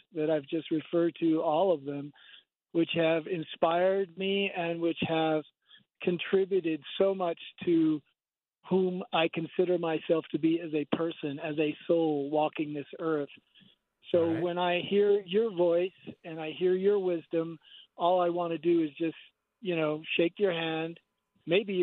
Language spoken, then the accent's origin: English; United States; now in Santa Fe, United States; growing up in the United States as a white man